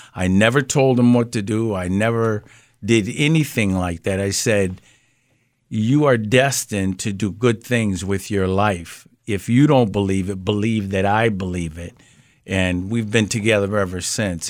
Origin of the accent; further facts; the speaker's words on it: Springfield, Massachusetts, United States; I grew up in Mason Square